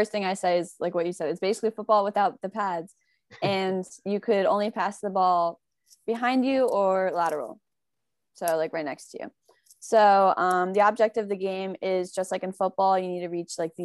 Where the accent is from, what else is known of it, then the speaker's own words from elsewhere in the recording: Morris County, New Jersey, United States; we're from Morris County in New Jersey